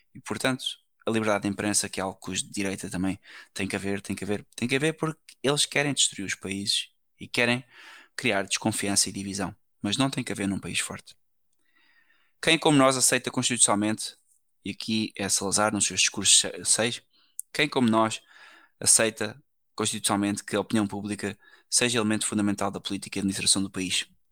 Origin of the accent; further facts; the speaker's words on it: Portugal; eu sou português